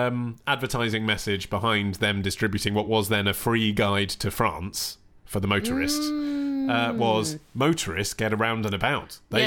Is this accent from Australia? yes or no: no; England, United Kingdom; because I'm English.